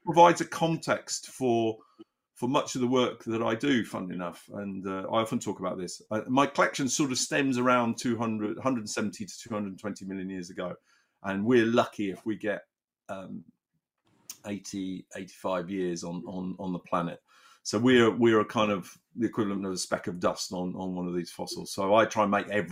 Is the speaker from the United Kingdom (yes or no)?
yes; the Cotswolds, South West England, United Kingdom; I grew up in the Cotswolds